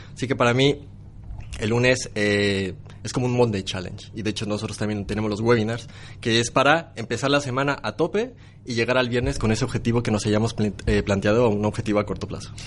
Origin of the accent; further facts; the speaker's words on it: Mexico; Soy de México, soy de México